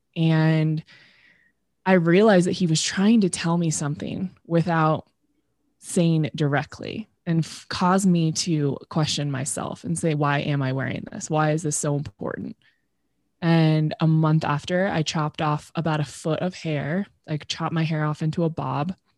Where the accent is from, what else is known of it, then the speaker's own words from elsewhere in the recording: Temecula, California, United States; also born or lived in Los Angeles; I grew up in Temecula, which is in Southern California